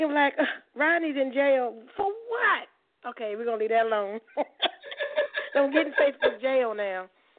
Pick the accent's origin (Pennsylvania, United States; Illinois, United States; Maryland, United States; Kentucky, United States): Maryland, United States; now in Charlotte, United States; So I'm from Maryland, but we love you in the DMV.